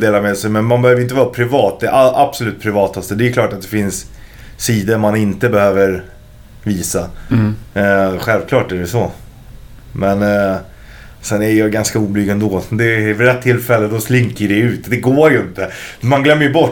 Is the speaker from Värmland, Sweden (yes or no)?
no; Stockholm, Stockholm County, Sweden; där jag växte upp, och det är ju sö söder om Söder